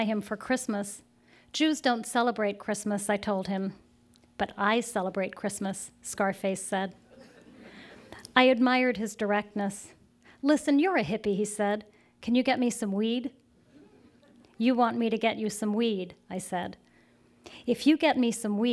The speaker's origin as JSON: {"language": "English", "town": "Bar Harbor", "region": "Maine", "country": "United States", "tie": "born or raised there", "moved": "yes", "said": "I grew up in Bar Harbor, Maine"}